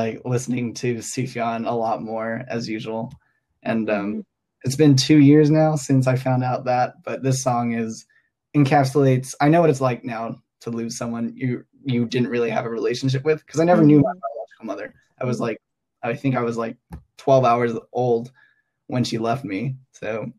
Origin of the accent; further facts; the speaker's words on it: Hong Kong; moved away as an adult; now in Los Angeles, United States; I grew up in Hong Kong